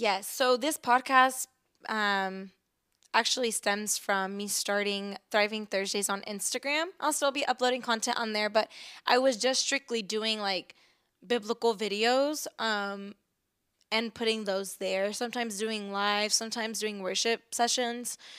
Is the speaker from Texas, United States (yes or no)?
yes; Texas, United States; also born or lived in Chicago, Illinois; I was born in Chicago, but I've lived in Texas most of my life